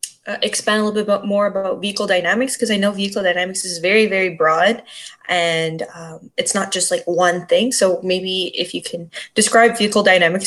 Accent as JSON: {"language": "English", "town": "Montreal", "region": "Quebec", "country": "Canada", "tie": "born or raised there", "said": "Yeah, well, I'm born and raised in Montreal"}